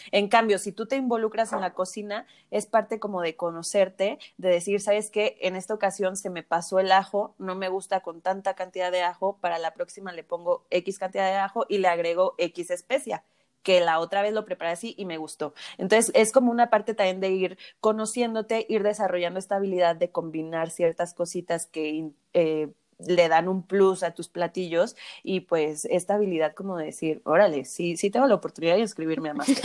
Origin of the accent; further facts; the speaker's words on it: Michoacán, Mexico; Nosotras somos de Michoacán y en Zamora preparan la papa cocida y el chayote cocido